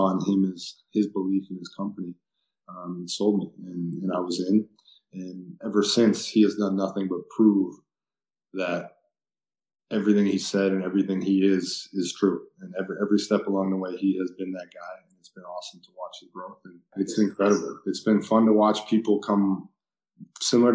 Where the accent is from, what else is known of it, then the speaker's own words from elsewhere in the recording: Wisconsin, United States; I'm from Wisconsin